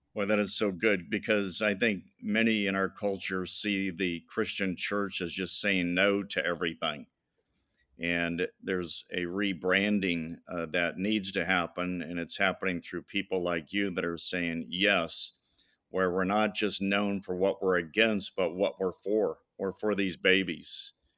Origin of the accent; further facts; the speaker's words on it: Madison, Indiana, United States; I was born in Indiana, Madison, Indiana